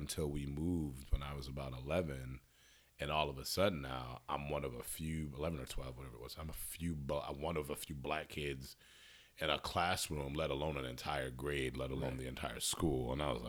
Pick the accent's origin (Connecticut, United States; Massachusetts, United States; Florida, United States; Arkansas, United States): Connecticut, United States; Hartford; I'm born and raised in Hartford, Connecticut, strangest little spot on the East Coast